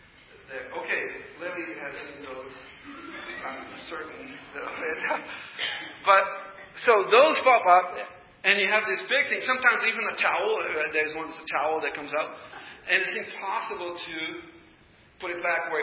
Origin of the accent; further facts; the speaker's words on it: Brazil; English is a second language; moved away as an adult; I'm a foreigner. You probably already noticed the accent. You know, I'm a foreigner. I was born and raised in Brazil. And I've been here for 31 years.